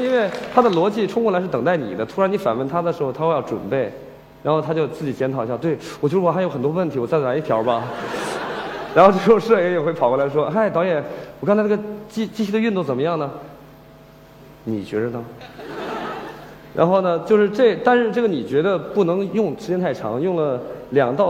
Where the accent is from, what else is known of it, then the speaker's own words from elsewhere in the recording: Huantai, Shandong, China; 就是我是环台县的人，从小在农村长大。